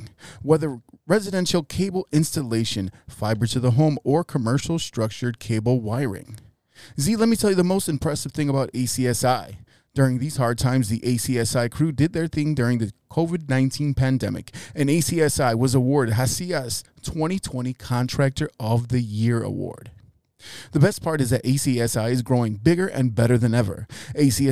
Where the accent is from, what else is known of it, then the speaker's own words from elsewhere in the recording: Chicago, Illinois, United States; So this joint in Wicker Park, quite literally walking out of the back door of that joint and like two doors over is the crib that I grew up